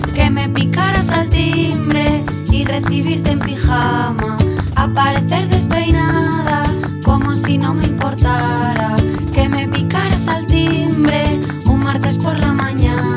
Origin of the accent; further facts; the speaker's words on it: Bogotá, Colombia; moved away as an adult; now in Barcelona, Spain; yo soy de Colombia, yo soy de Bogotá, vine hace 20 años a Barcelona